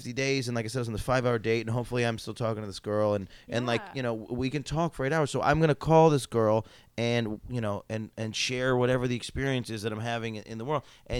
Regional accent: Syracuse, New York, United States; moved away; So I'm from Syracuse. So it's 4 hours away.

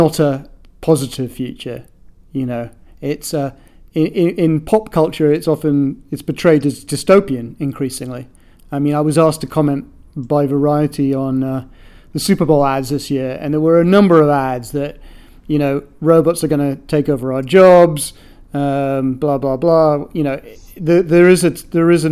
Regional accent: United Kingdom; now in United States; being a Brit

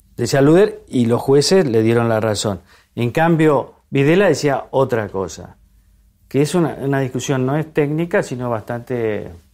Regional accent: Argentina; como muchos argentinos

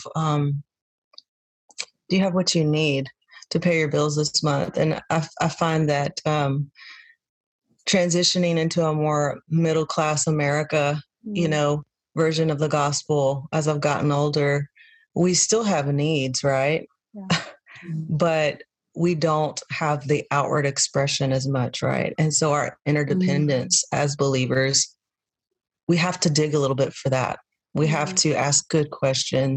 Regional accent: Texas, United States; now in Nashville, United States; I was born and raised in Texas

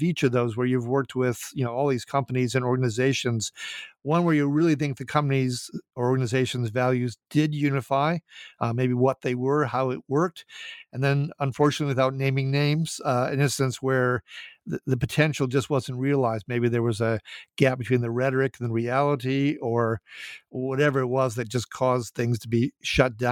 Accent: Minnesota, United States; my being from Minnesota

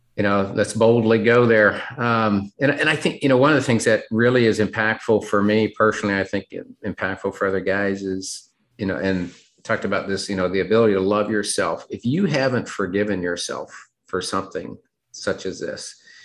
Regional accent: Seattle, Washington, United States; moved away as an adult; also born or lived in North Carolina / Memphis, Tennessee; grew up in the Seattle, Washington area

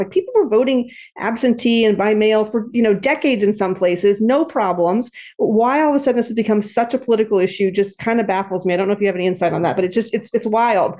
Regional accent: California, United States; as a Californian

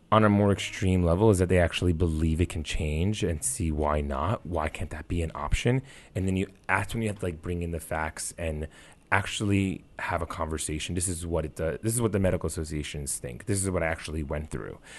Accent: New York City, New York, United States; I grew up in the New York City area

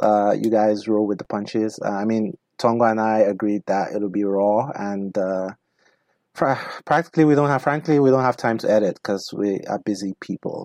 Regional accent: Nigeria; now in United States; where I come from

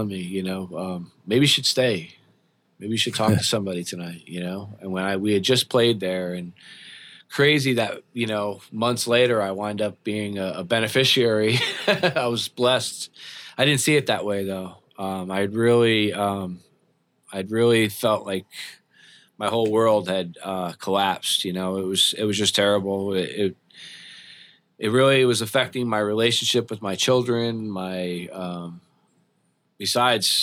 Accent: Long Branch, New Jersey, United States; I'm from New Jersey.

